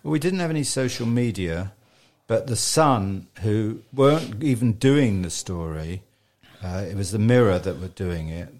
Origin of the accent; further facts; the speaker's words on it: Richmond, London, United Kingdom; I was born in Richmond over a dentist shop